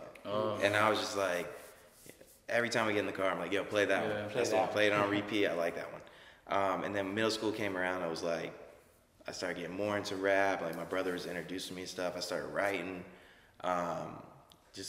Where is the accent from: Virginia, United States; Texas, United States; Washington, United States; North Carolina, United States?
North Carolina, United States; Wake Forest; also born or lived in Raleigh, North Carolina; I grew up in Wake Forest, which is like 5 minutes from Raleigh